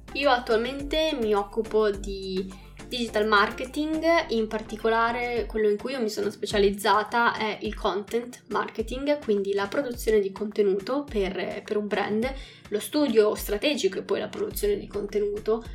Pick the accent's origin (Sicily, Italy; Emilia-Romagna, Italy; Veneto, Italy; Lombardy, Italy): Emilia-Romagna, Italy; Bologna; also born or lived in Calabria (ancestry) / Tuscany; Sono nata a Bologna, ma sono mezzo sangue calabrese